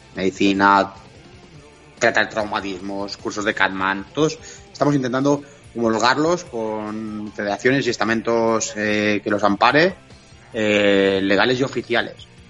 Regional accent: Catalonia, Spain; somos los catalanes

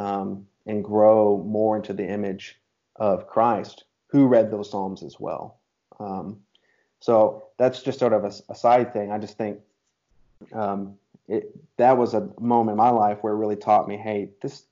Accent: United States; as an American man

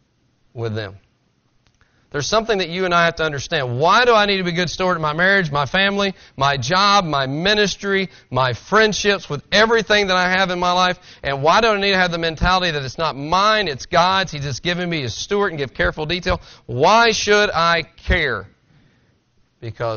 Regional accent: Tennessee, United States; I'm from Tennessee. You understand that. I talk slower. I talk with a slang

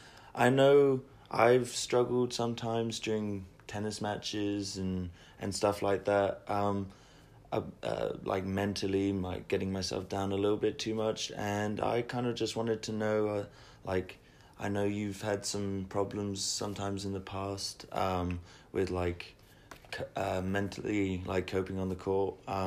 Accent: England, United Kingdom; moved away; because I came from England myself, and I didn't really know too much about the system as well

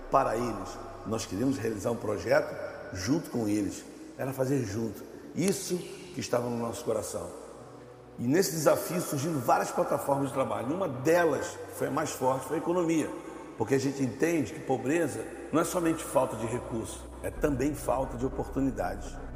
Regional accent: Rio de Janeiro, Brazil; Eu sou nascido e criado no Rio de Janeiro, moro há 56 anos no Rio de Janeiro, sou flamenguista, nascido e criado lá

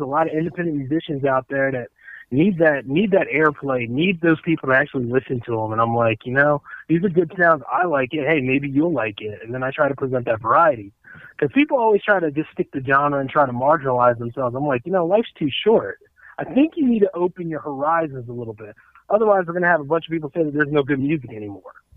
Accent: Delaware, United States; It's my hometown

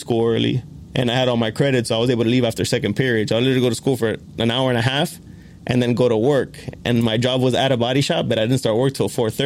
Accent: Hialeah, Florida, United States; also born or lived in Miami Springs, Florida; Born and raised in Miami-Dade County.

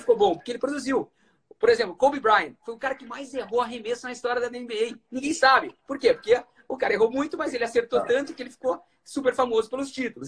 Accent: Londrina, Paraná, Brazil; moved away as an adult; eu saí de Londrina, no norte do Paraná

